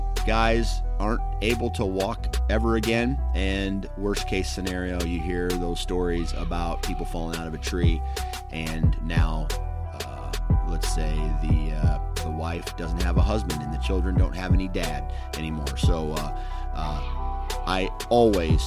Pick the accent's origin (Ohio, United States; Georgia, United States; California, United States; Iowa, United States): Iowa, United States; Mount Pleasant; my hometown of Mount Pleasant, Iowa